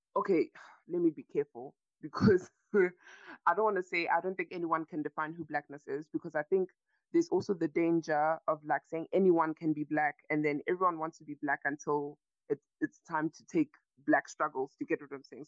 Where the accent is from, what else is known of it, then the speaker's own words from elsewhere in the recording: South Africa; I'm a South African citizen. I've been born and raised here